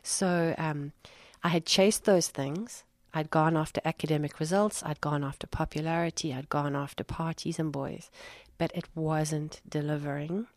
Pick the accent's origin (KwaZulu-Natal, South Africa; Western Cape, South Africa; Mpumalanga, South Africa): KwaZulu-Natal, South Africa; Durban; moved away as an adult; also born or lived in Cape Town / London; I moved from uh, from where I grew up in Durban to Cape Town for ten years